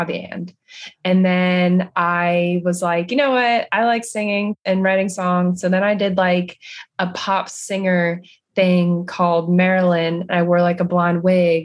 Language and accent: English; Jersey Shore, New Jersey, United States; moved away as an adult; also born or lived in Maryland; now in Los Angeles, United States; I grew up on the Jersey Shore, so my summer job was always working on the beach